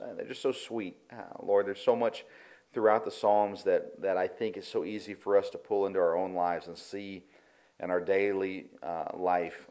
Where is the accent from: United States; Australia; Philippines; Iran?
United States; I, love being American.